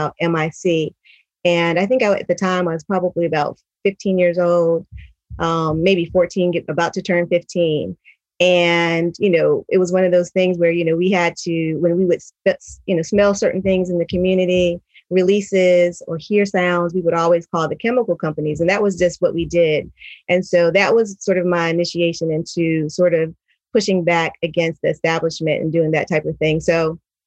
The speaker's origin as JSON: {"language": "English", "town": "Institute", "region": "West Virginia", "country": "United States", "tie": "born or raised there", "also_born_or_lived": "New York", "said": "I lived in a very, grew up in that thriving community."}